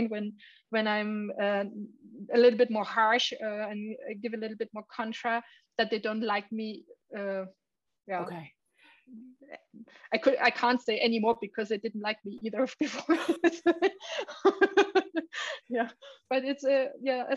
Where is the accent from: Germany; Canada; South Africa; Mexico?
Germany; Dresden, Saxony; my hometown